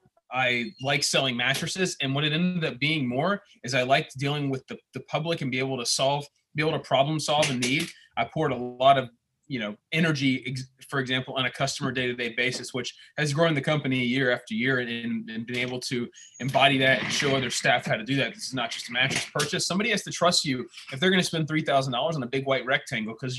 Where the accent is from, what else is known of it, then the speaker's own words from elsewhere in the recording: Pinehurst, North Carolina, United States; I'm from Pinehurst. Live in Pinehurst.